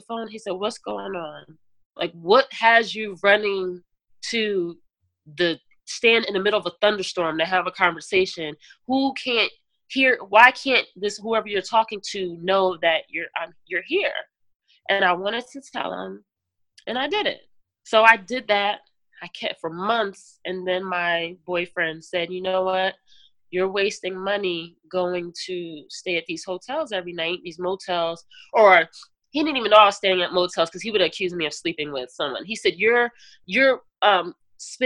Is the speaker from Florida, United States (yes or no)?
no; New Jersey, United States; I'm from Jersey